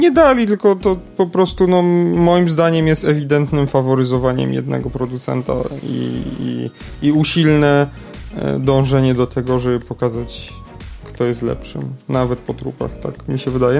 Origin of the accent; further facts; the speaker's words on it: Lesser Poland, Poland; tu u nas w Małopolsce